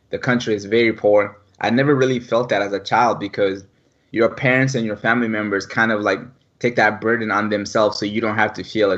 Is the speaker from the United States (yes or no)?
no; Mali; moved away; born and raised in West Africa, Mali